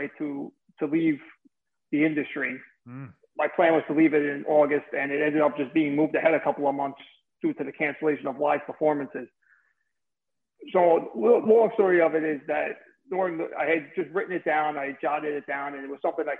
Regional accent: New Jersey, United States; accent: mesh of Brooklyn, Bronx, New Jersey; moved away as an adult; also born or lived in New York City; now in Hilton Head, United States; I'm living in Hilton Head, South Carolina now, but I'm originally from New Jersey

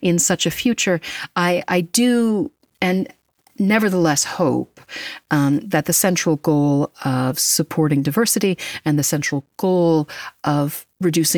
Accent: United States; I'm American

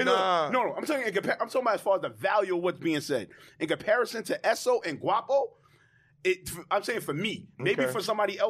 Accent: New York City, New York, United States; also born or lived in Harlem; I'm from Laurelton.

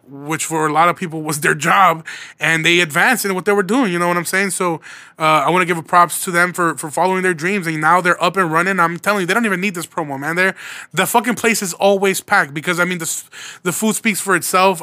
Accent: Midwest, United States; So I'm from the Midwest

